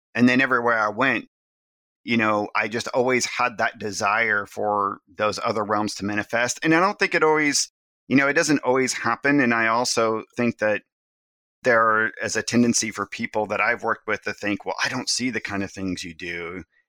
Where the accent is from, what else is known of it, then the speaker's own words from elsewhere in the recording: the Ozarks, Missouri, United States; I was raised in the Ozarks